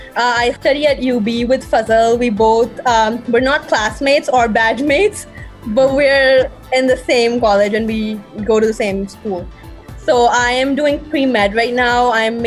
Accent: Pakistan; now in United States; No, not I'm just saying ke unko pata nahi chalta ke if I'm a Pakistani, like, so I never experienced anything racist or anything like that, you know?

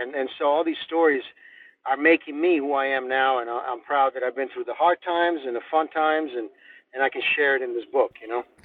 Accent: Rome, Lazio, Italy; now in United States; we grew up in Rome, and we grew up in Europe

